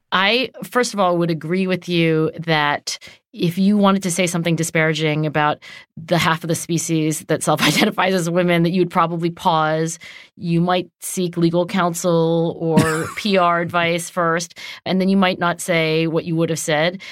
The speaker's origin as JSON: {"language": "English", "town": "Cherry Hill", "region": "New Jersey", "country": "United States", "tie": "born or raised there", "said": "Cherry Hill, New Jersey, where I grew up"}